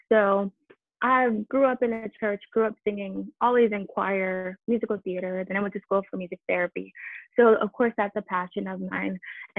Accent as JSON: {"language": "English", "town": "Detroit", "region": "Michigan", "country": "United States", "tie": "born there", "also_born_or_lived": "Miami / New Jersey / Boston / Atlanta", "lives_now": "Nashville, United States", "said": "But before that, I actually lived in Miami, New Jersey, Boston, Atlanta, and I was born in Detroit, Michigan."}